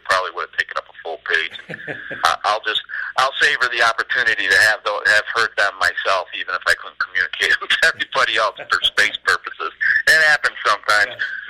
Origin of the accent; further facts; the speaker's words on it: Plainville, Connecticut, United States; now in Saratoga area, United States; Originally from Central Connecticut, just outside Hartford, a little town called Plainville.